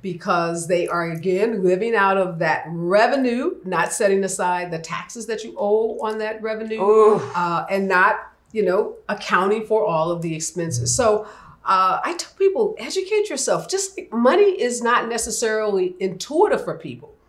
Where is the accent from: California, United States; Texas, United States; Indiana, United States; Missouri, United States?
Missouri, United States; St. Louis; I grew up in St. Louis, mm-hmm. in uh, what uh, is considered the north side of St. Louis.